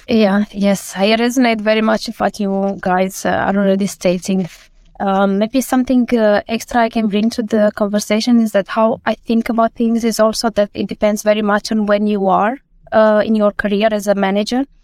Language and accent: English; Romania; moved away as an adult; now in Denmark; I come from Romania and I moved to Denmark uh, more than 10 years ago.